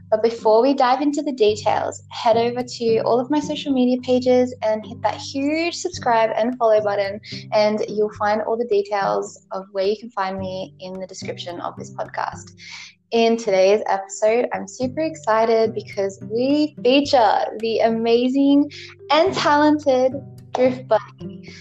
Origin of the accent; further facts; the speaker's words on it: Australia; I'm from Australia